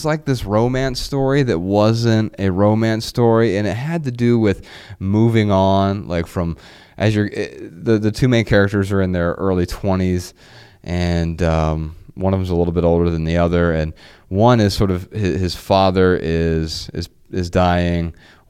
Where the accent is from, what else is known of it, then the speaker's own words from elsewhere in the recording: Dayton, Ohio, United States; Now, you and I grew up in Dayton, Ohio.